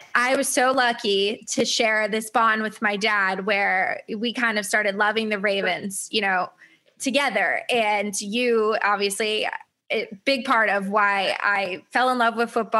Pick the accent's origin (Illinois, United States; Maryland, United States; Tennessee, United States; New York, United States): Maryland, United States; Howard County; I grew up in Howard County, Maryland